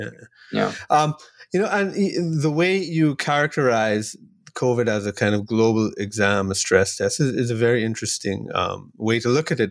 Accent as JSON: {"language": "English", "country": "Trinidad & Tobago", "said": "I'm from Trinidad and Tobago here in the Caribbean"}